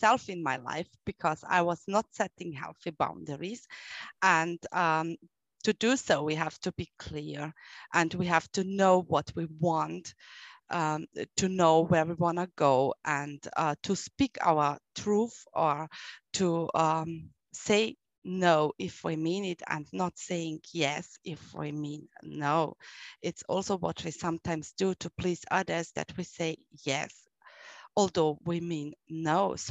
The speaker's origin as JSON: {"language": "English", "country": "Austria", "said": "I'm from Austria"}